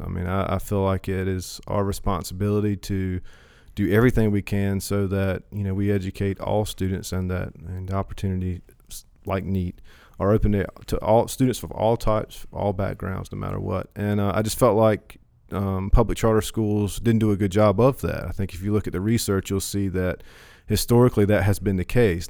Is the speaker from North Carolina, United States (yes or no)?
yes; Hertford, North Carolina, United States; also born or lived in Chapel Hill / Greenville; I'm from Perquemines County, Hereford Ca, uh, Hereford native. Um, I've lived here my whole life